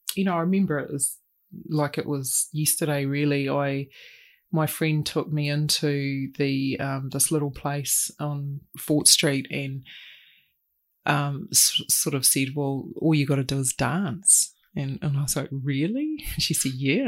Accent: Christchurch, Canterbury, New Zealand; moved away as an adult; now in Auckland, New Zealand; Born and raised, yep, spent nineteen years down there

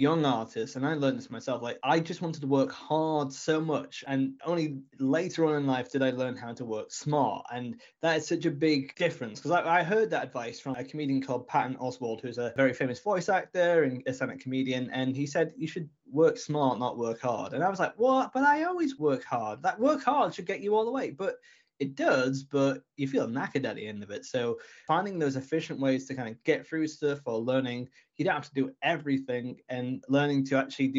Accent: Brompton-on-Swale, Yorkshire and the Humber, United Kingdom; also born or lived in Canterbury, Kent; I grew up in Brompton-on-Swale, which is just outside Richmondshire. And for anyone who is listening internationally, it's in the northeast of England

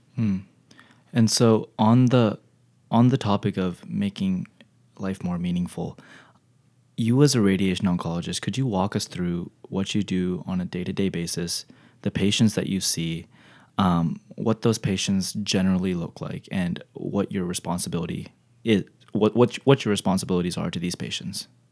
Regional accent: Texas, United States; my hometown. Texas

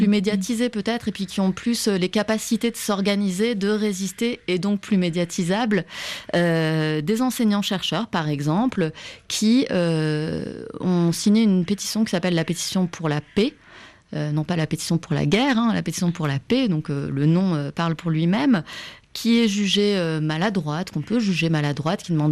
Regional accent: France; moved away as an adult; also born or lived in Istanbul; je suis française

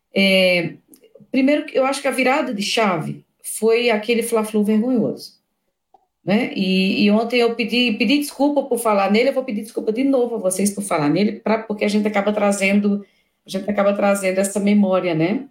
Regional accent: interior of Paraíba, Brazil; eu sou lá do interior da Paraíba

